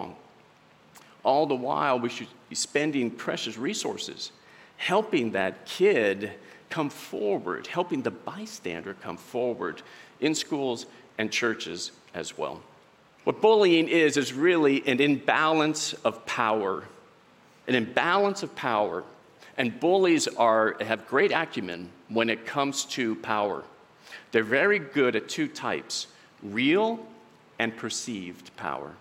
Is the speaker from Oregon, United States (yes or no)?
yes; Southern Oregon, United States; I'm from Southern Oregon. I met my wife there, Sandy.